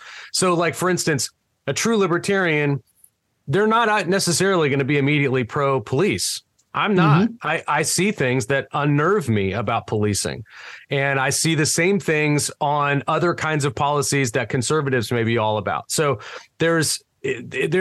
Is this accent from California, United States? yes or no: yes; California, United States; now in Tennessee, United States; growing up in California